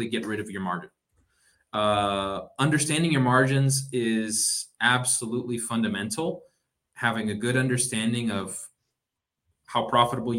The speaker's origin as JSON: {"language": "English", "town": "Boston", "region": "Massachusetts", "country": "United States", "tie": "born or raised there", "also_born_or_lived": "Miami", "moved": "as an adult", "said": "I am a Bostonian. I was born and grew up in Boston"}